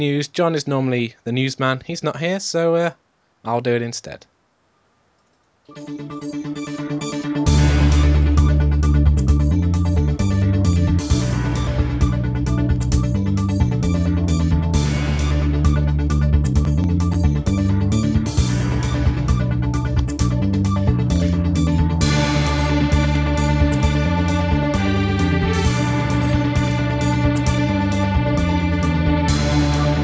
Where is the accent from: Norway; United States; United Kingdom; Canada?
United Kingdom; England; we're English